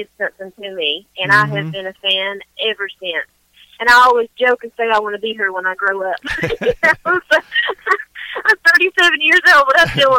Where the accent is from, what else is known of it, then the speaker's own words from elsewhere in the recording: Eastern Kentucky, United States; I'm from Eastern Kentucky and Pottville, actually, so you know. … obviously wasn't from there, but a lot of great artists were from there. So I grew up in a place that's rich with wonderful music.